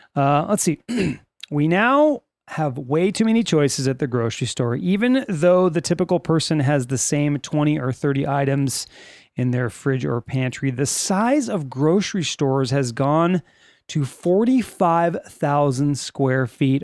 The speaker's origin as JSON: {"language": "English", "town": "Lancaster", "region": "California", "country": "United States", "said": "We are from California."}